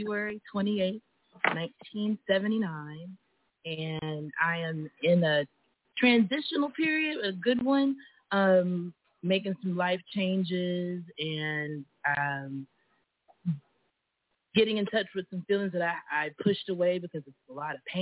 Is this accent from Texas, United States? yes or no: yes; Houston, Texas, United States; I was born in Houston, Texas, in Sharpstown area.